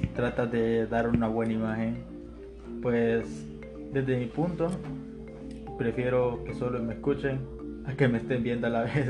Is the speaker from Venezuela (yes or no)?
no; Honduras; somos hondureños